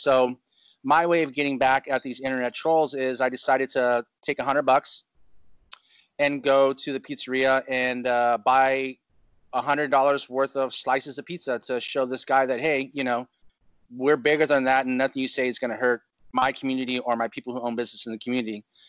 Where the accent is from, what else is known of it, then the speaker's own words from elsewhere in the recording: Chino, California, United States; now in Huntington Beach, United States; I moved out here from Chino, California, and it's just a different lifestyle.